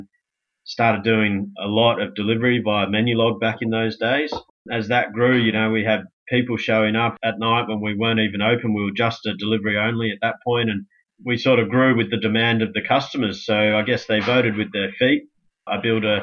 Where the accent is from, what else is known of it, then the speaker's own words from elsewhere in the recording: Manly, New South Wales, Australia; Worked locally where I grew up in Manly